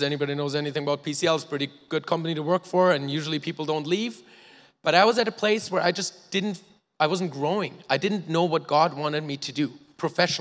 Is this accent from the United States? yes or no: no; Germany; now in Canada; I was born in Germany, to two loving parents who are here today